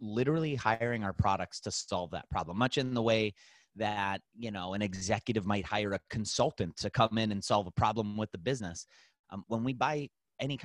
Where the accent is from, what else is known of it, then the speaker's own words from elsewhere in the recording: Cleveland, Ohio, United States; We're from Cleveland, Ohio